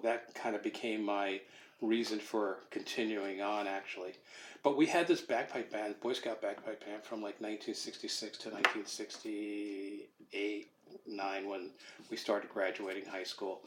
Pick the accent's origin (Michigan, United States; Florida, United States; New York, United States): New York, United States; Rockland County; also born or lived in Brooklyn, New York / Connecticut; I was I was born in Brooklyn, New York. My parents moved us out of the city uh, when I was like four years old to an area just north of New York, about 30 miles, called uh, Rockland County